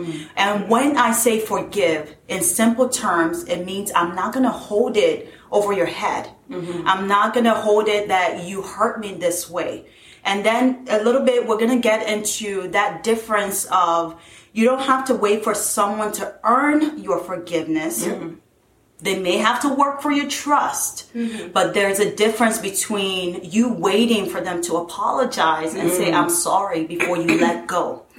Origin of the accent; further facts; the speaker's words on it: southern Nigeria, Nigeria; born there; moved away; I was born in Nigeria. I was born in the southern part of Nigeria, and we moved here